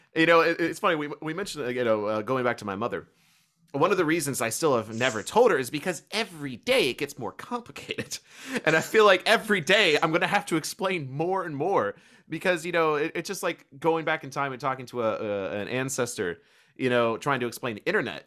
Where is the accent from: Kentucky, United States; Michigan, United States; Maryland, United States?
Kentucky, United States; accent: slight country twang; a normal American with a slight country twang, as I am from Kentucky